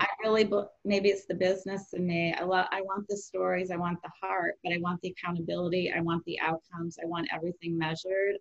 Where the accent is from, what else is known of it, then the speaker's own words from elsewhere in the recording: Rockford, Illinois, United States; moved away as an adult; also born or lived in Iowa / Fresno / Bay Area; I grew up in Rockford, Illinois